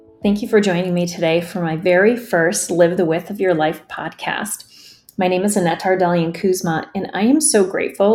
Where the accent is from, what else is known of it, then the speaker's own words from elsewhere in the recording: United States; English is a second language; I immigrated to the States as a young child with my parents right before kindergarten